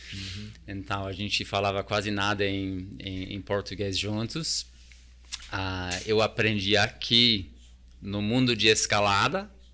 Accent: New Zealand; Portuguese is a second language; moved away as an adult; also born or lived in Tonga / United States / Australia / South Korea; now in Brazil; eu cresci num bairro extremamente multicultural na Nova Zelândia

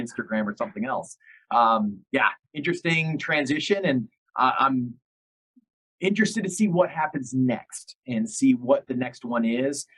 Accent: about an hour north of Detroit, Michigan, United States; I grew up in Detroit, about an hour north of Detroit, and so I was a big Detroit fan

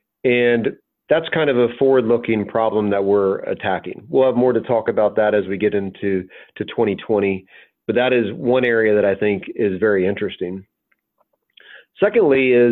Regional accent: the South, United States; I grew up in the South

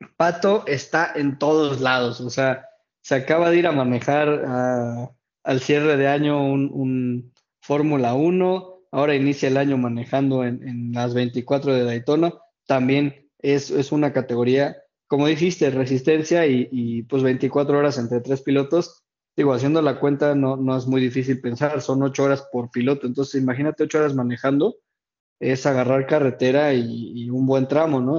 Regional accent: Mexico; como aficionado mexicano

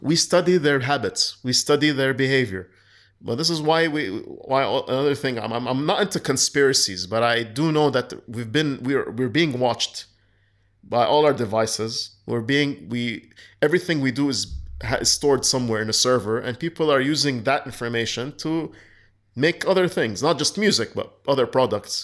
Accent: Kuwait; I was raised in Kuwait

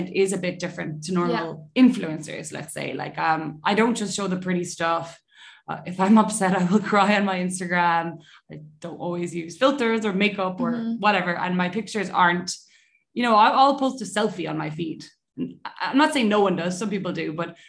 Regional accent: Ireland; I'm Irish, obviously.

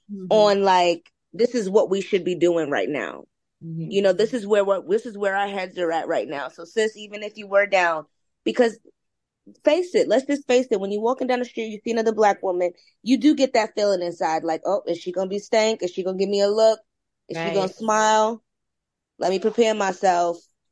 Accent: East Coast, United States; now in West Coast, United States; I'm from the East Coast and I live on the West Coast

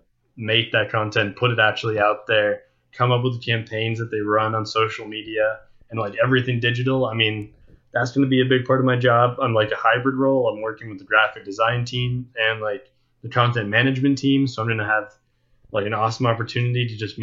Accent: United States; being an American

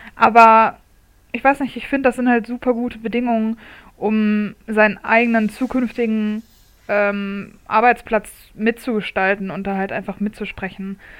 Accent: Munich, Bavaria, Germany; in meiner Heimatstadt

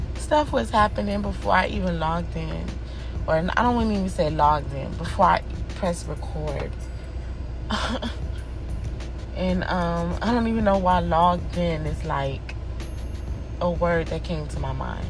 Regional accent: United States; I'm from America

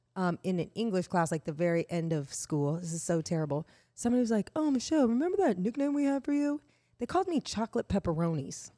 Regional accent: Indiana, United States; I grew up in Indiana

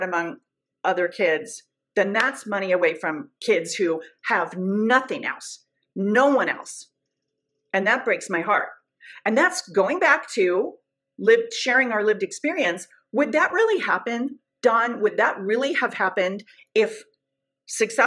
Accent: Southern California, United States; also born or lived in Orange County, California; I'm from Southern California

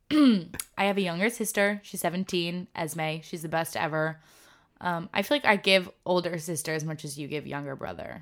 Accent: Nyack, New York, United States; moved away as an adult; I'm from Nyack

